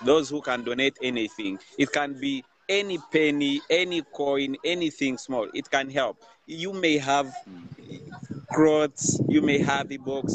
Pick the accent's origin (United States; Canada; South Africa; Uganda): Uganda; Kampala, Central Region; I'm from Kampala, Uganda, from an orphanage called UCARE International